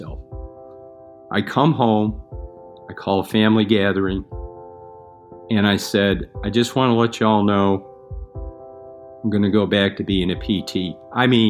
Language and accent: English; Buffalo, New York, United States; Buffalo, New York.